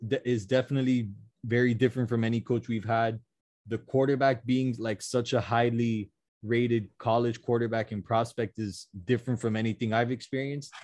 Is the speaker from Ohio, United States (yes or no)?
no; Miami, Florida, United States; we're all from Miami. We're all Dolphins fans